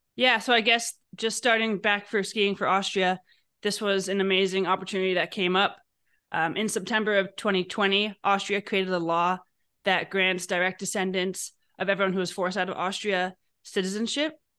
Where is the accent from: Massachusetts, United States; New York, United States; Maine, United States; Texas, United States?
New York, United States; New York City; I grew up in New York City and skied every weekend in Vermont